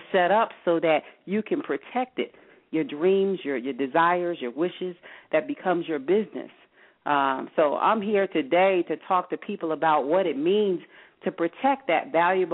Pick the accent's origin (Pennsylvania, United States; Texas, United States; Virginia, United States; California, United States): Pennsylvania, United States; Philadelphia; I'm from North Philadelphia